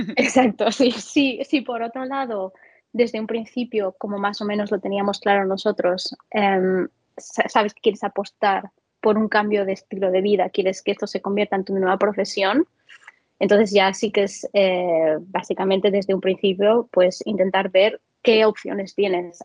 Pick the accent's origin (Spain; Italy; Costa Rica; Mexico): Spain; Valencian Community; moved away; madre mía, si alguien me oyese aquí de Valencia